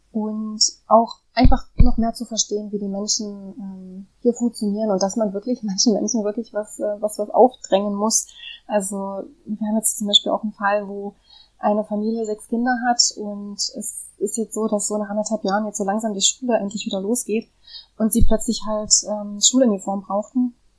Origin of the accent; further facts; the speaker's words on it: Germany; moved away; in Deutschland geboren zu sein, äh, in Deutschland aufgewachsen zu sein